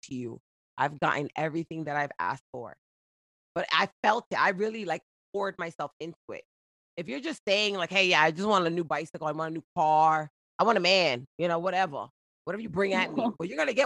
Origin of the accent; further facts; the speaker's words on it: New Jersey, United States; accent: Jersey; also born or lived in Boston; I was raised in Jersey